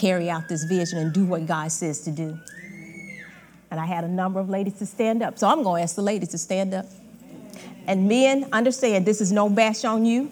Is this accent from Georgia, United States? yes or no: yes; Georgia, United States; moved away as an adult; I'm originally from Georgia